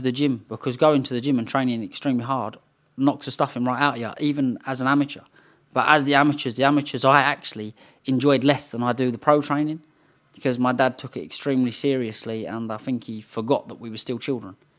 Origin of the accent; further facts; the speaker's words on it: London, United Kingdom; moved away; also born or lived in Potters Bar, Hertfordshire; East London and Romford is what I was brought up in, and then we moved over to Potter's Bar.